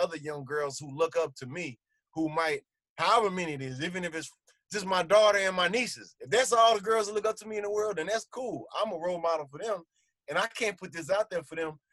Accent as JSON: {"language": "English", "country": "United States", "tie": "born or raised there", "said": "growing up in America"}